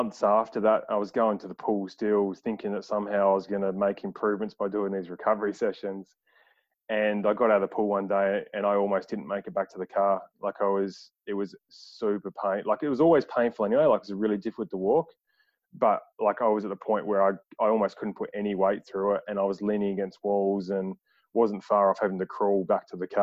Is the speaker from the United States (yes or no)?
no; Adelaide, South Australia, Australia; in Adelaide, so in my hometown.